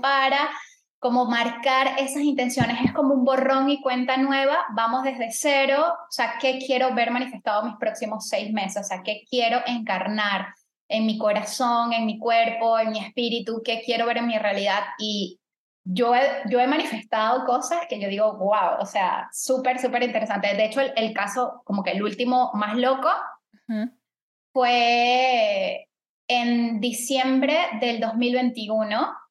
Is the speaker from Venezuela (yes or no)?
yes; Venezuela; now in Panama; yo soy venezolana